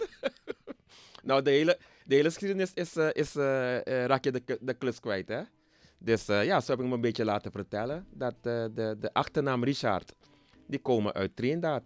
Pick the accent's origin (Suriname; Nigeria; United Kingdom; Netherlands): Suriname; Nickerie; now in Switzerland; ik kom oorspronkelijk uit Nikeri